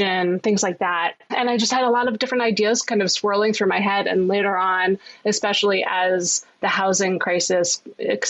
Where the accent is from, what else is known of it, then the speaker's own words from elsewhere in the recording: New York City, New York, United States; Growing up in Manhattan